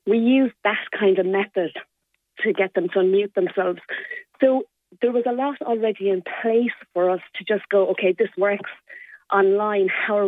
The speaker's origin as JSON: {"language": "English", "town": "Limerick", "region": "County Limerick", "country": "Ireland", "said": "So I am a proud Limerick woman. I'm from Moira's and I went to Corpus Christi School"}